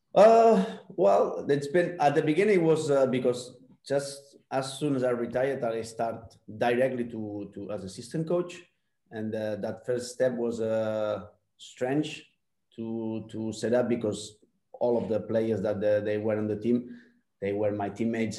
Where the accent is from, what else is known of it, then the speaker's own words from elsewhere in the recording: Barcelona, Catalonia, Spain; English is a second language; moved away as an adult; also born or lived in New Zealand; the kind of football I grew up in La Masia, also in, uh, in the Spanish style, the Barcelona style.